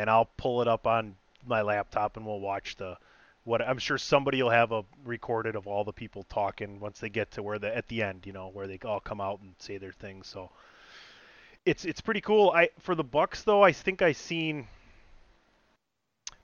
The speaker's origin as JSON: {"language": "English", "area": "a suburb bordering Milwaukee", "region": "Wisconsin", "country": "United States", "tie": "born or raised there", "said": "hometown, born and raised in a suburb like bordering Milwaukee"}